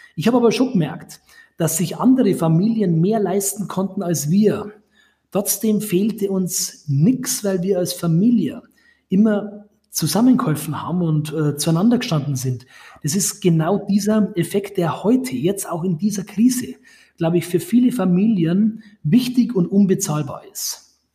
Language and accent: German; Grafing, Bavaria, Germany; in den Stadtrat meiner Heimatstadt Grafing gewählt wurde